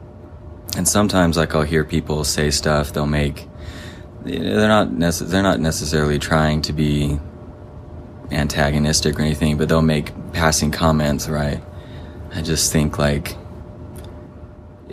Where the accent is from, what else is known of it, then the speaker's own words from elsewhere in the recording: Stephenville, Texas, United States; moved away as an adult; also born or lived in Santiago, Chile / Provo, Utah; now in Utah, United States; I was born in Utah, but we moved to Texas when I was six. So I grew up in Texas, in a town called Stephenville.